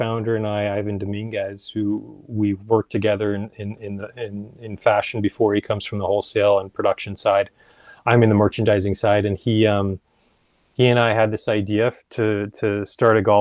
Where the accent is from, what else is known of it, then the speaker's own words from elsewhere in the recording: Los Angeles, California, United States; also born or lived in Venice, California; I grew up in South